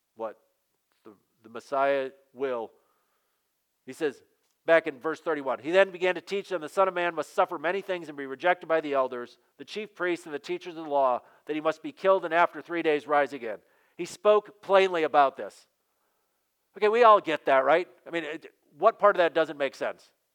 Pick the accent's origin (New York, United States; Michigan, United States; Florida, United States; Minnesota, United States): Michigan, United States; Western; growing up in Western Michigan there is a value that's built into us